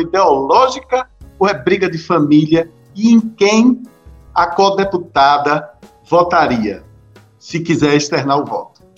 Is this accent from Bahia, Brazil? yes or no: yes; Juazeiro, Bahia, Brazil; Eu falo da Bahia, eu sou de Juazeiro, do outro lado Petrolina